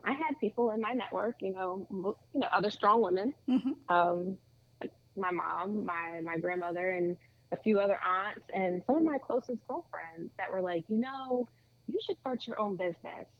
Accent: Lumberton, New Jersey, United States; I grew up in New Jersey, born and raised, I mean I did everything here.

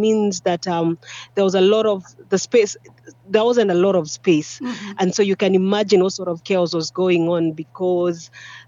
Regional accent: Nairobi, Kenya; But then growing up in Nairobi, at that particular time, we were not really 18.

